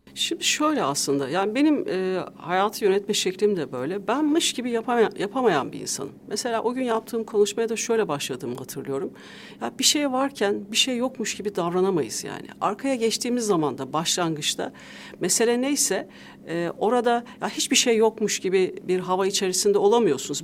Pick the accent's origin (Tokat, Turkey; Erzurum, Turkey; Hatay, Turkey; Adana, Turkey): Tokat, Turkey; also born or lived in Ankara, Turkey; now in Istanbul, Turkey; E, Tokat'ta da anne babamla çocukluğumdan büyüdüğüm ev asıl evim